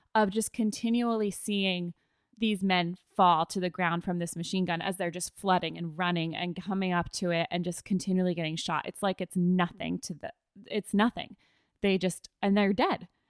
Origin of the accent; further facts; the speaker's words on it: United States; as an American